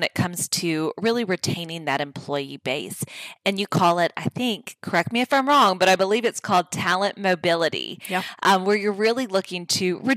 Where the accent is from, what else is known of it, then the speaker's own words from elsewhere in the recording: Louisiana, United States; I'm from Louisiana